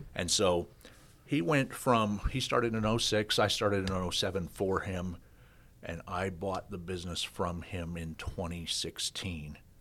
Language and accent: English; Kansas, United States; moved away as an adult; also born or lived in Australia / Sioux Falls, South Dakota; I grew up in, I grew up in Kansas